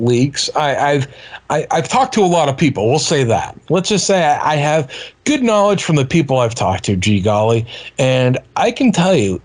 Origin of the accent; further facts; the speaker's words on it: Boston, Massachusetts, United States; I'm an Irish kid from Boston